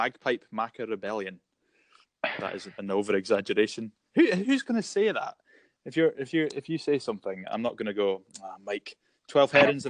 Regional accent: Scotland, United Kingdom; As a Scottish person

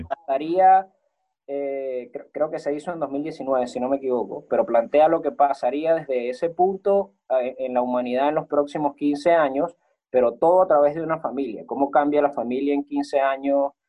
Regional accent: Venezuela; moved away; ser un venezolano

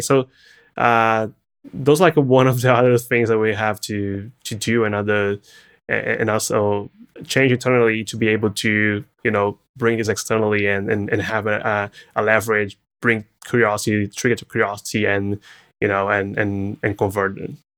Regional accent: Brazil; English is a second language; moved away as an adult; now in California, United States; coming from Brazil

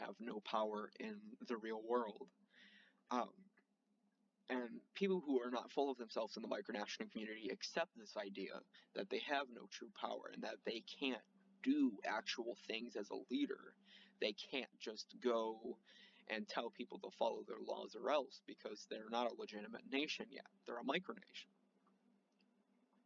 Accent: United States; I'm an American citizen

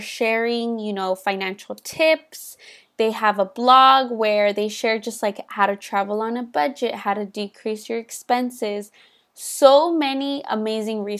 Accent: Los Angeles, California, United States; I am from Los Angeles

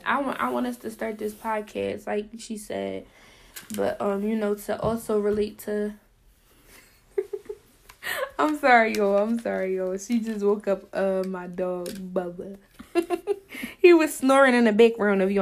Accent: Philadelphia, Pennsylvania, United States; I'm 20 years old, and I'm from Philly. Philadelphia

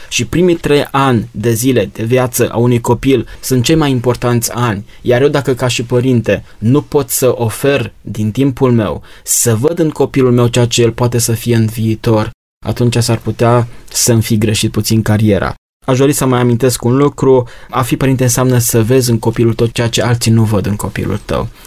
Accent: Romania; noi ca și români

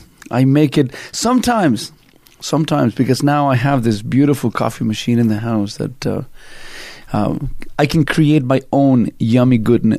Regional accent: Canada; I was born in another country. I'm Canadian. I'm not something Canadian. I'm Canadian.

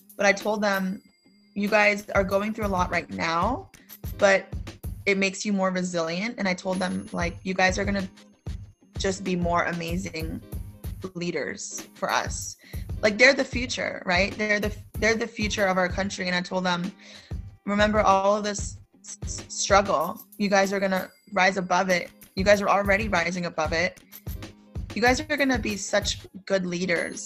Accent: United States; as a Filipino American, like I feel proud now to say I'm American

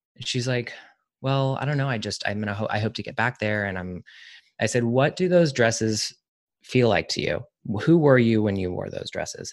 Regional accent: the South, United States; I'm from the South

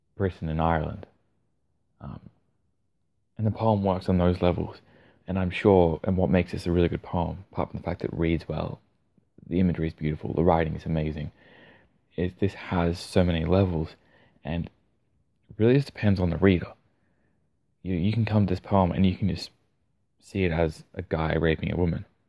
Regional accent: Australia; accent: Australian; my Australian accent

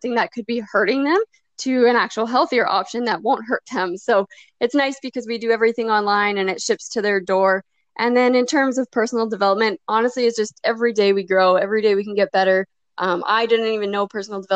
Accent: Saskatchewan, Canada; I'm from Saskatchewan, Canada

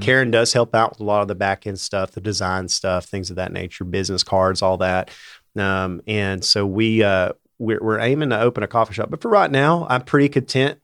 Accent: Bristol, Tennessee, United States; now in Johnson City, United States; I grew up in Bristol, uh, out near South Holston Lake.

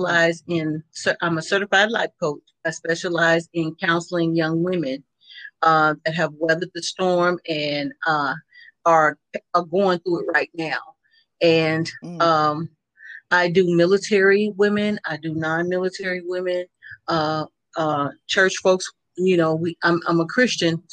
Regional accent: Oklahoma City, Oklahoma, United States; moved away; I come from Oklahoma City, Oklahoma

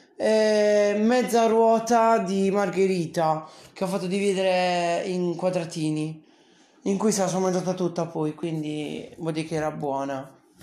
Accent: Bari, Apulia, Italy; Sono di Bari

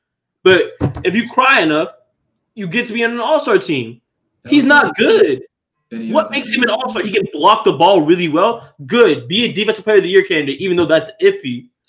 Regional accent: Boston, Massachusetts, United States; even though we're from Boston

